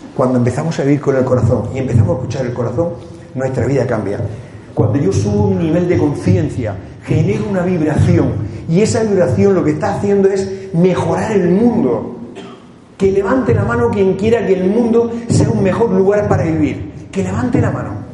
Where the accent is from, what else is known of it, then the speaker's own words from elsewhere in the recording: Cartagena, Region of Murcia, Spain; moved away; El venir aquí a mi tierra. Porque yo soy de Cartagena y soy de Murcia y soy español